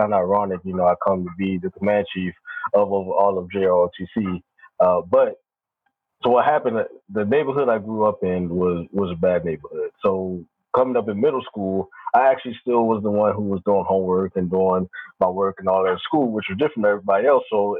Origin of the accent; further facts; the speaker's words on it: Baltimore, Maryland, United States; moved away as an adult; I grew up in Baltimore, Maryland.